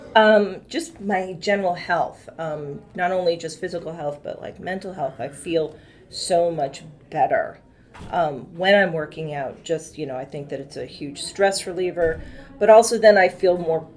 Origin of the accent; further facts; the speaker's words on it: Massachusetts, United States; moved away as an adult; now in Washington, D.C. area, United States; I'm originally from Massachusetts. I came down here uh, to the DC area for college and then never left